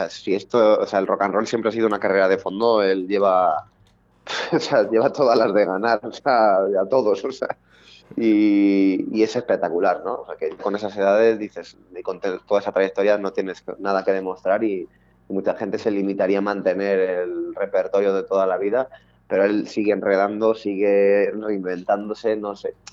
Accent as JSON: {"language": "Spanish", "town": "Madrid", "region": "Community of Madrid", "country": "Spain", "said": "Somos de Madrid, en concreto el barrio se el grupo se fundó en, en el barrio de Vallecas, eh, que es donde bueno, llevamos viviendo desde hace muchos años."}